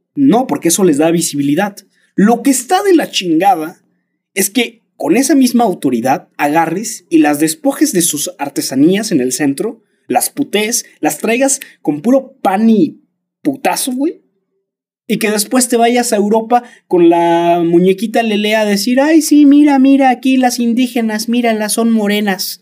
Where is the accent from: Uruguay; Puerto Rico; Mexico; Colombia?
Mexico; sí soy mexicano